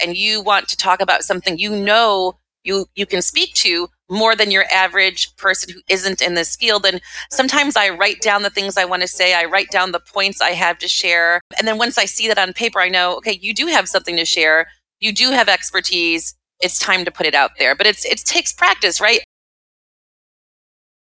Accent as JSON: {"language": "English", "region": "Midwest", "country": "United States", "tie": "born or raised there", "moved": "as an adult", "lives_now": "New York City, United States", "said": "I grew up in the Midwest"}